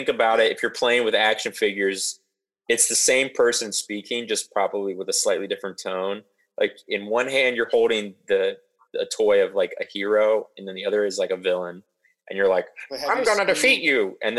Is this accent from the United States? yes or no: yes; Ohio, United States; so we grew up in Ohio.